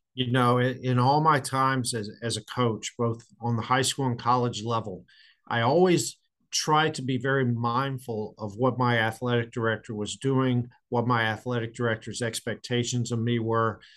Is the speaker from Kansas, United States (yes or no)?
no; Loudoun County, Northern Virginia, United States; also born or lived in Chesapeake, Virginia; I grew up in Northern Virginia, uh, in Loudoun County, right outside of Washington D.C.